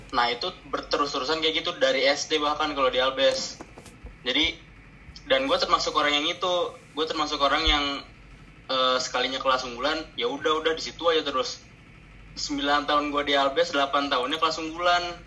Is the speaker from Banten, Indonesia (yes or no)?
yes; South Tangerang, Banten, Indonesia; gua juga dari Tangsel